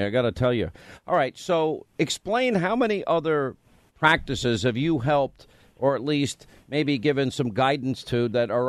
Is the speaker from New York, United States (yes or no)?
yes; New York, United States; why are you mocking my home state, doctor?